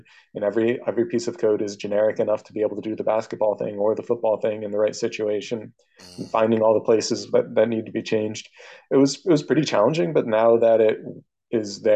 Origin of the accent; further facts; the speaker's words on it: United States; I'm an American